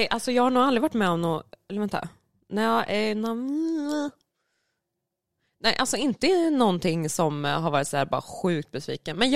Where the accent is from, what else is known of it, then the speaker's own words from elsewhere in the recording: Karlskoga, Örebro County, Sweden; Och jag är från